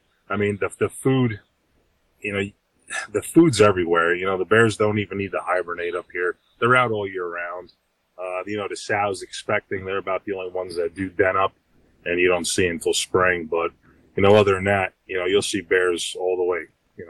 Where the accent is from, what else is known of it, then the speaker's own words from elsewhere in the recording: Montague, New Jersey, United States; I was born and raised in Montague, New Jersey, right on the Milford, Pennsylvania, that'd be Pike County, and the Orange County, New York line. I grew up hunting in Pennsylvania.